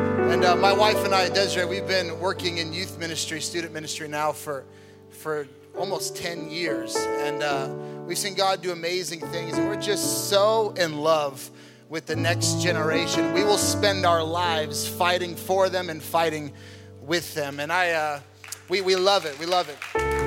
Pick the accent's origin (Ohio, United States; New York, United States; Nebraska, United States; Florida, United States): Nebraska, United States; moved away; I was born and raised in Nebraska